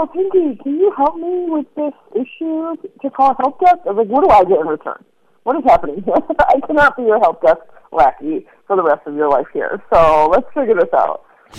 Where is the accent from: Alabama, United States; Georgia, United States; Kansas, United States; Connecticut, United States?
Connecticut, United States; moved away as an adult; now in Chicago, United States; I grew up in Connecticut, but I relocated to Chicago some like 17, 18 years ago. So pretty much grew up in both areas.